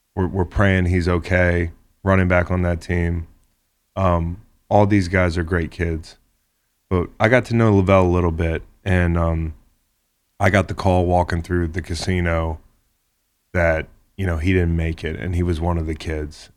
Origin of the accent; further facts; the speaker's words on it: Charlottesville, Virginia, United States; Charlottesville, my hometown